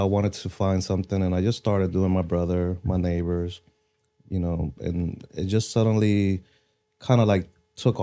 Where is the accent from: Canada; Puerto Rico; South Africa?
Puerto Rico; moved away as an adult; also born or lived in Fort Walton Beach, Florida; now in Destin, United States; born and raised in Puerto Rico